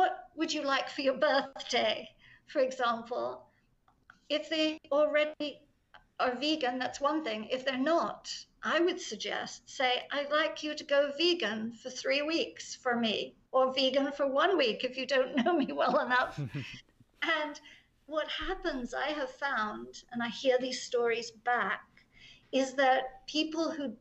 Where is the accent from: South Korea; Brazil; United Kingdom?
United Kingdom; England; I'm English